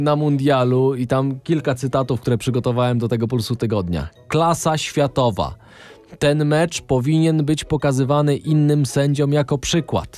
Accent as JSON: {"language": "Polish", "area": "Podkarpacie", "region": "Subcarpathian Voivodeship", "country": "Poland", "tie": "born or raised there", "said": "jesteśmy z urodzenia z Podkarpacia"}